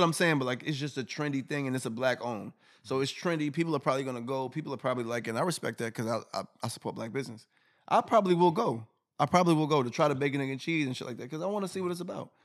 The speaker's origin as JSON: {"language": "English", "region": "New York", "country": "United States", "said": "I'm from New York"}